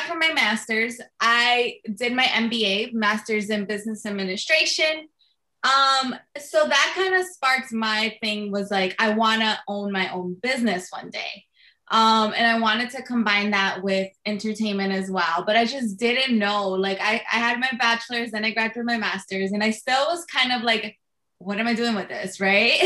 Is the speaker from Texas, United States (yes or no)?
no; Jersey City, New Jersey, United States; I'm born and raised in Jersey City